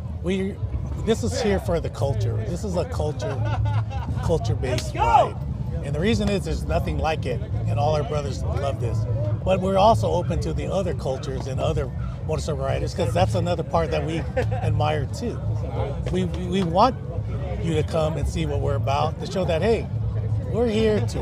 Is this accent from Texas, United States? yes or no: no; Hawaii, United States; also born or lived in US mainland; now in California, United States; I was raised in Hawaii, half on the mainland, half on in Hawaii